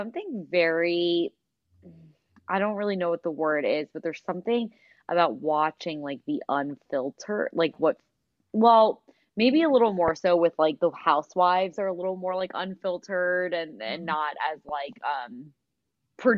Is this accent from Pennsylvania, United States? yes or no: yes; Philadelphia, Pennsylvania, United States; we're from Philadelphia.